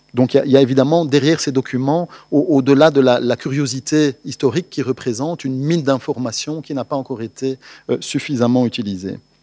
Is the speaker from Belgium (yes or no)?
yes; Belgium; en tant que Belges